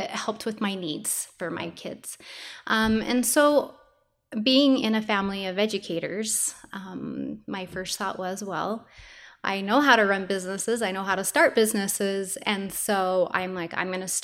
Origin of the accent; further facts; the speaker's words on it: Morgan, Utah, United States; moved away as an adult; now in Pleasant View, United States; I'm from Morgan, and I had three separate preschools up there